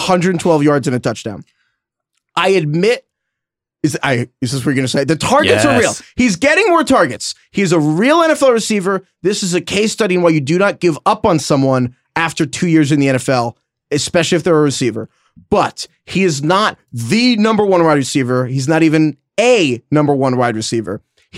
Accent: New York, United States; but when I was a young Giants fan growing up in New York, I regularly grabbed for a Pepsi to celebrate every Giants win.

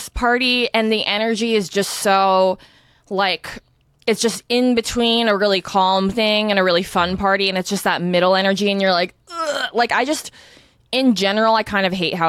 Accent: Northern California, United States; growing up in NorCal

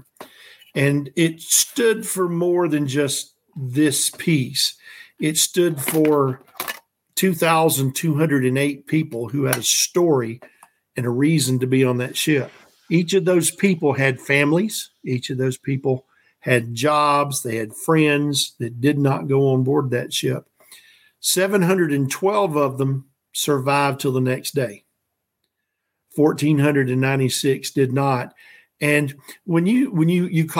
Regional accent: the South, United States; I'm from the South.

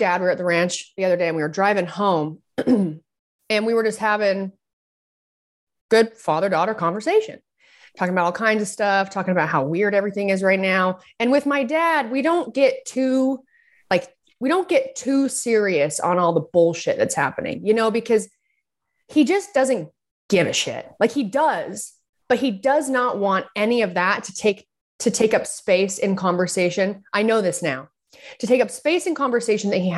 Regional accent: Utah, United States; growing up in Utah

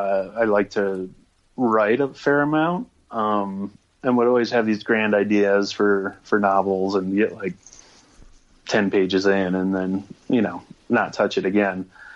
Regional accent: Minnesota, United States; moved away as an adult; now in Fort Collins, United States; So I moved out from Minnesota to Fort Collins and went to school there.

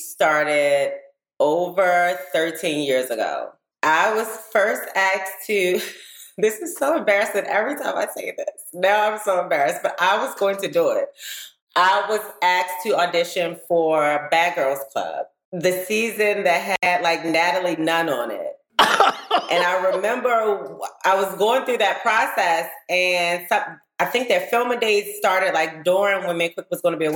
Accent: Baltimore, Maryland, United States; I'm from Baltimore

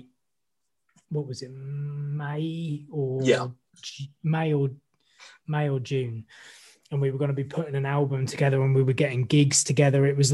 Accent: Maidstone, South East England, United Kingdom; I grew up in Maidstone

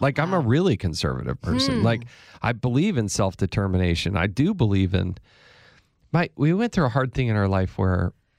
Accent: Granby, Colorado, United States; also born or lived in California / Arizona; So I was born in Northern California, lived in Southern California, moved to Arizona, graduated high school in Colorado. So we kind of bounced around a little bit.

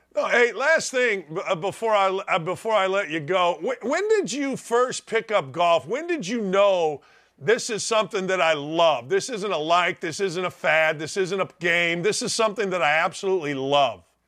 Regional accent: Gary, Indiana, United States; also born or lived in Chicago; I grew up in Gary, Indiana

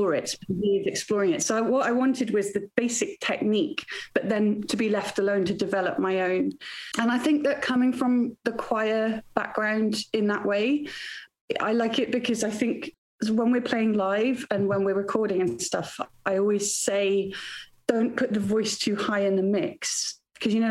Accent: Wales, United Kingdom; now in Bristol, United Kingdom; I grew up in Wales

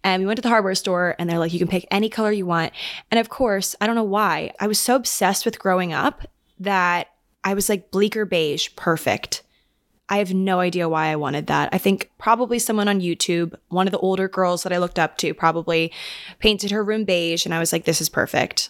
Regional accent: Maryland, United States; moved away as an adult; now in New York, United States; we actually just lived on the same cul-de-sac growing up in Maryland

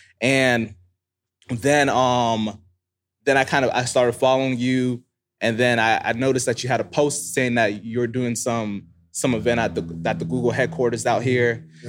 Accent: Florida, United States; So I'm originally from South Florida.

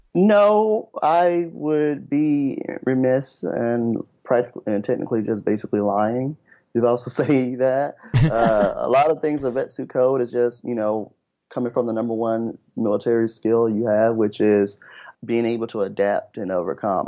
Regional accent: Memphis, Tennessee, United States; moved away as an adult; I'm originally from Memphis, Tennessee

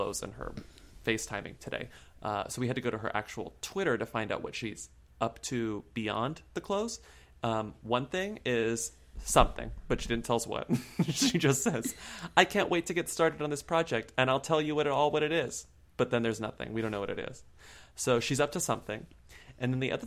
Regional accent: Texas, United States; I'm from Texas

